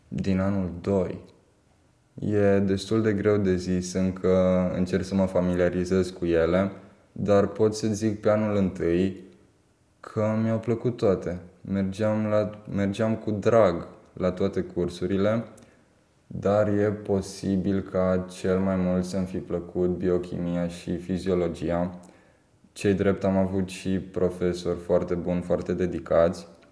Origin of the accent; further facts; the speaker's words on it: Timișoara, Timiș County, Romania; născut și crescut în Timișoara